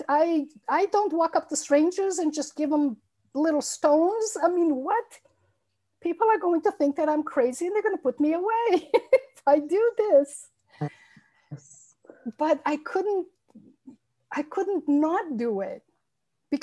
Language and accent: English; Massachusetts and New Hampshire, Northeast United States, United States; also born or lived in Azores, Portugal; I came to the United States when I was a child and lived in the Northeast in Massachusetts and mostly in New Hampshire, the state of New Hampshire, most of my life.